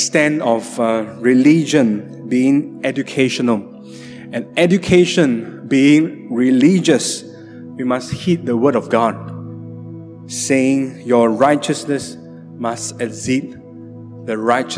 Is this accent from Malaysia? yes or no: yes; Sibu, Sarawak, Malaysia; moved away; also born or lived in Johor Bahru; My hometown, Cebu.